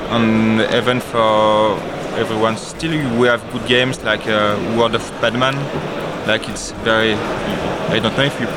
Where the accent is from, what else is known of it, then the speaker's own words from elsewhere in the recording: Aix-en-Provence, Provence-Alpes-Côte d'Azur, France; Yeah, Aix-en-Provence, near Marseille.